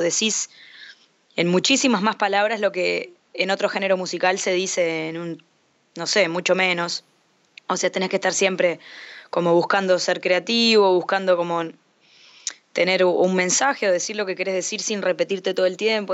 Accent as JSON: {"language": "Spanish", "region": "Montevideo", "country": "Uruguay", "said": "de Montevideo, Uruguay"}